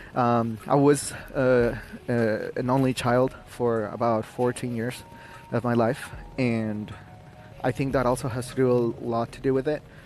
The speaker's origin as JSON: {"language": "English", "town": "Quito", "region": "Pichincha", "country": "Ecuador", "tie": "born or raised there", "moved": "yes", "lives_now": "United States", "said": "I was born in Quito, which is the capital"}